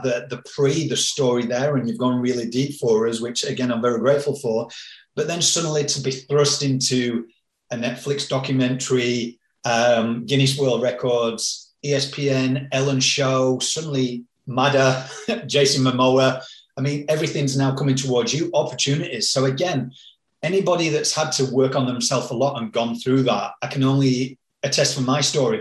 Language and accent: English; Yorkshire and the Humber, United Kingdom; moved away; I'm from Yorkshire back in the UK, like a working class place